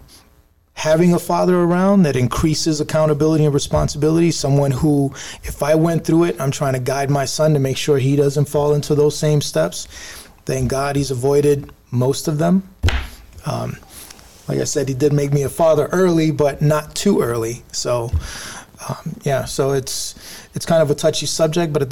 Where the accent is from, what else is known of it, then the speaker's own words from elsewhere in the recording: New York City, New York, United States; the average kid in my neighborhood growing up in the South Bronx